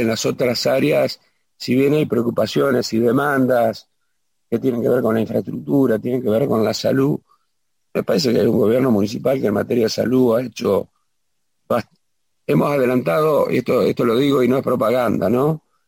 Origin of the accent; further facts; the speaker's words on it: Ramallo, Buenos Aires Province, Argentina; also born or lived in Pérez Millán; Después, hasta los cinco años, estuve en Villa Ramallo y después ya me afinqué cuando mis padres